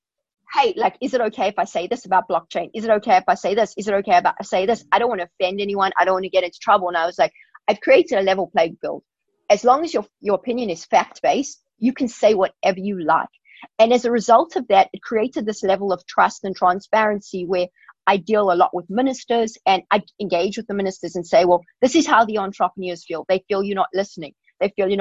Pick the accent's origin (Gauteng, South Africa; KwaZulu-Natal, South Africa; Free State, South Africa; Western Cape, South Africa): Gauteng, South Africa; Pretoria; moved away as an adult; now in San Francisco, United States; I grew up in Pretoria